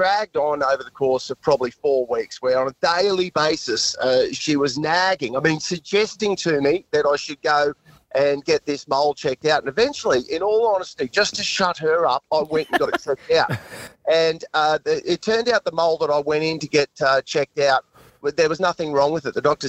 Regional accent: Hervey Bay, Queensland, Australia; moved away; Hervey Bay, my hometown

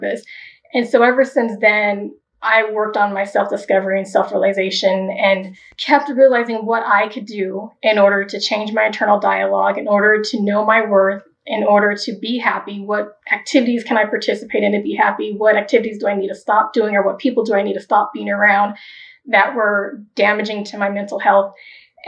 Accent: Wichita, Kansas, United States; now in Denver, United States; I was born in Wichita, Kansas. And at that point, my mother and my sisters lived with my father's mother, and she was Catholic. And so for a while there, we did go to Catholic churches. And then when we moved to Denver, where I'm here now

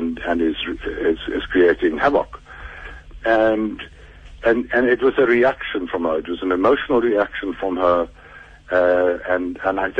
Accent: South Africa

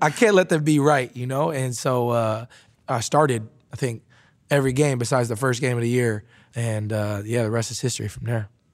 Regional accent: Wisconsin, United States; moved away as an adult; I was a kid, uh, growing up in Wisconsin

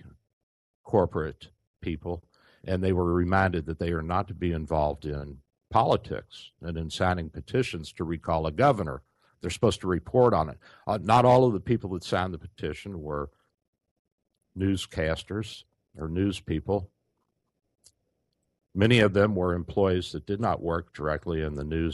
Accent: Louisville, Kentucky, United States; I grew up in Louisville, Kentucky, where the Courier Journal was

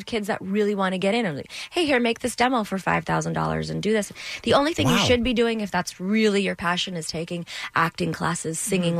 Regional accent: Toronto, Ontario, Canada; I grew up in Toronto

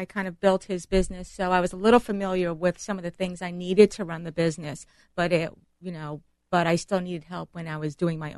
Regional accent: New York City, New York, United States; moved away; I'm from Bronx, New York.

